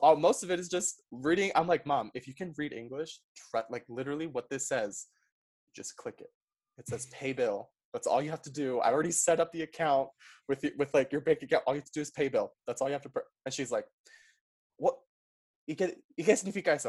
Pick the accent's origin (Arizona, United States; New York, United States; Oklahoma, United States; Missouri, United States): New York, United States; New York City; first language Spanish; English is a second language; also born or lived in Paraguay / Utah; I'm from New York City. Um, I was raised in Queens, very diverse neighborhood